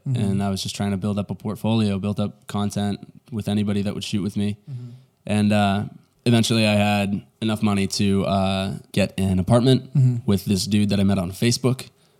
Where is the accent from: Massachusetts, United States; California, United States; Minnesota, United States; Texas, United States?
Massachusetts, United States; Duxbury; From Boston. Well, Duxbury, Massachusetts. Oh, nobody knows what that is. So yeah. I say Boston.